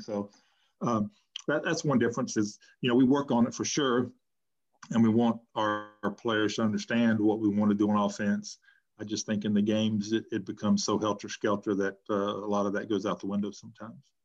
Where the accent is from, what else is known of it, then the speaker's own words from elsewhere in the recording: North Carolina, United States; I moved back to my hometown